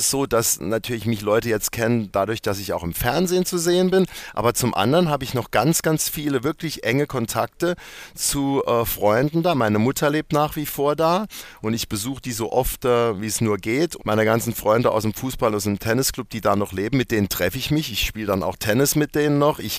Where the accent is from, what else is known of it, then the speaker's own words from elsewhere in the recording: Bexbach, Saarland, Germany; also born or lived in Neunkirchen; Weil ich bin in Neunkirchen geboren, das stimmt. Äh, bin aber dann aufgewachsen in Bexbach. Das ist ein kleiner Ort, zehn Kilometer davon weg. Und ich bin dort wirklich auf dem Land aufgewachsen, in einem richtigen Kaff.